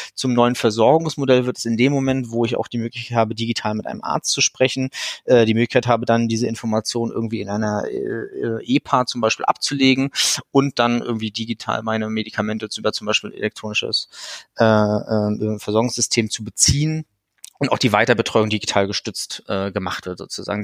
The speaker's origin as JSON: {"language": "German", "town": "Rostock", "region": "Mecklenburg-Vorpommern", "country": "Germany", "tie": "born or raised there", "said": "ich bin äh, ein gebürtiges Nordlicht, ich komme also aus Rostock"}